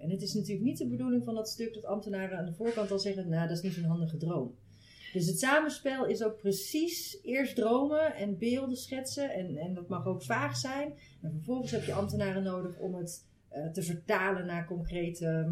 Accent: North Brabant, Netherlands; moved away as an adult; also born or lived in Amsterdam; Ik kom uit Brabant zelf en ik ben in Amsterdam eh, gaan studeren

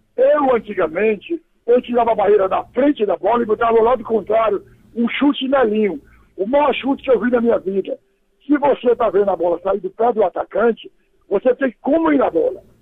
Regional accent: Amazonas, Brazil; moved away; also born or lived in Ceará; para o Amazonas, onde eu me criei, porque eu sou cearense

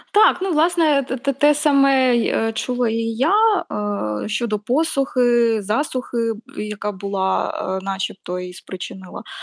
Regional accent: Zaporizhzhia, Zaporizhzhia Oblast, Ukraine; Я зростала на сході, я зростала в Запоріжжі

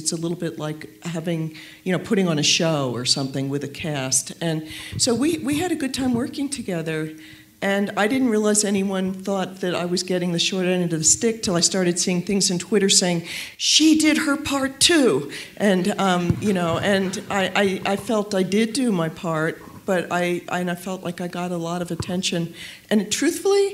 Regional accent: New York, United States; also born or lived in Washington; I'm a New Yorker, and I remember going around the corner at Lincoln Center, and where I'd been taken to so many concerts as a kid

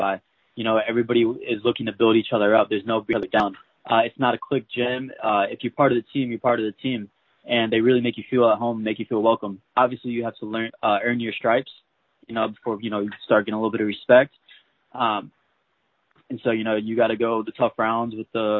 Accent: St. Louis, Missouri, United States; moved away as an adult; also born or lived in Kansas City / Springfield, Missouri; I'm originally from St. Louis, Missouri

